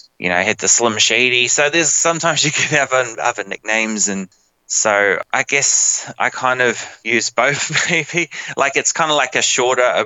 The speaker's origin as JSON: {"language": "English", "country": "New Zealand", "tie": "born or raised there", "moved": "as an adult", "lives_now": "Australia", "said": "I'm from New Zealand"}